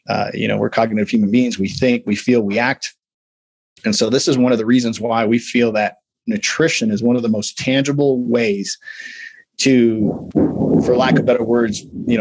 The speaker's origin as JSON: {"language": "English", "region": "Midwest", "country": "United States", "said": "I'm big bone. I'm from the Midwest. My mom was obese. My dad was obese."}